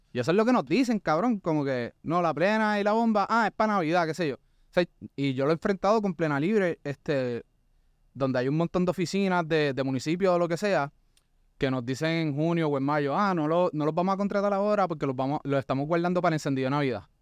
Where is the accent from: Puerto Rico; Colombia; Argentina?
Puerto Rico; somos nosotros como puertorriqueños